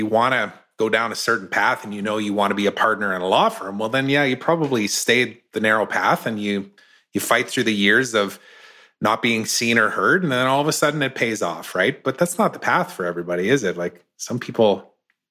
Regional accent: Saskatchewan, Canada; now in West Kelowna, Canada; I grew up in Saskatchewan

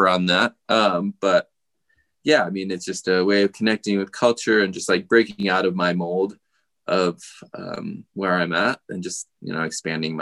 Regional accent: United States; born or raised there; also born or lived in Gujarat, India

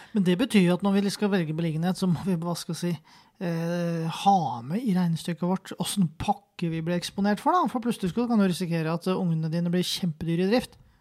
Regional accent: Kløfta, Akershus, Norway; jeg vokste opp på Kløfta

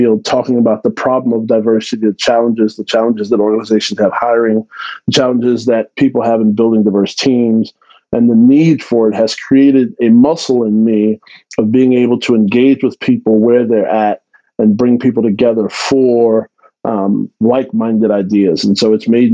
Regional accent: Texas, United States; now in Central Florida, United States; I grew up in Texas. I grew up in an underserved community in Texas.

